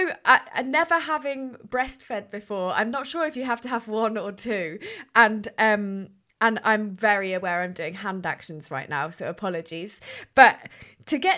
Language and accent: English; United Kingdom; as British people